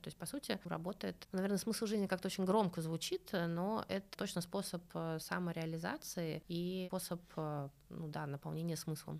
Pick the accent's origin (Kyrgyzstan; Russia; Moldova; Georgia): Russia; Saint Petersburg; also born or lived in Cambridge, Massachusetts, United States; now in Moscow, Russia; я родилась в Ленинграде